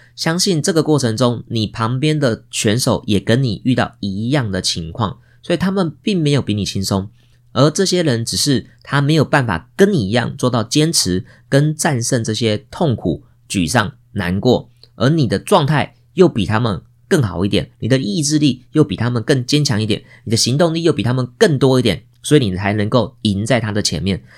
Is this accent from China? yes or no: no; Taiwan; 我们现在出生在台湾这个美丽的地方